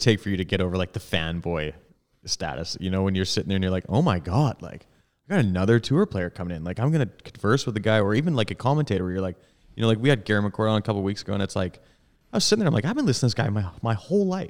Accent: Edmonton, Alberta, Canada; Tom and I grew up in Edmonton

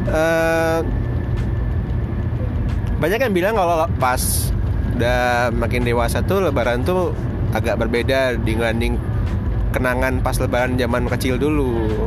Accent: Medan, North Sumatra, Indonesia; nah waktu SD itu lama di Medan sekitar 6, 6 tahun lah 6 tahun terus kalau di Medan kan mudiknya ke Padang

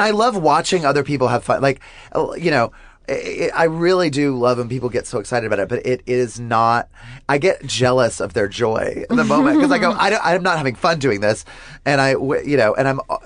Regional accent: the South, United States; growing up in the South, like you and I both did

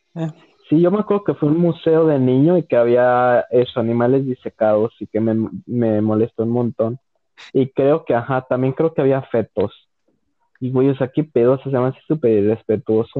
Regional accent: León, Guanajuato, Mexico; soy de León, o sea, León, Guanajuato

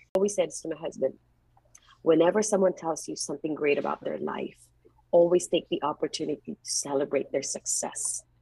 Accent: Philippines; moved away as an adult; now in Bay Area, United States; I grew up in the Philippines and I was really poor.

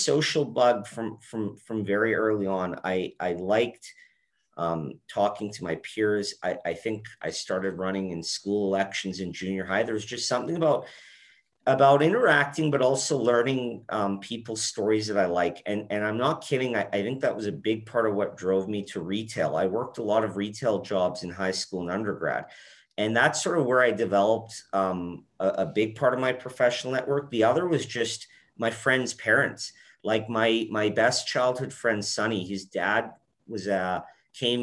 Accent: Edmonton, Alberta, Canada; also born or lived in Calgary; I think when I was around four, we moved to Edmonton, and that's where I ended up growing up for most of my life.

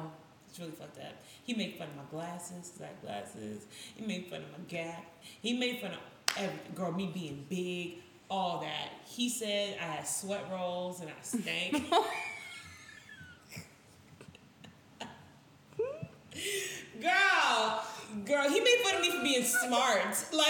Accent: New York City, New York, United States; I grew up in Brooklyn

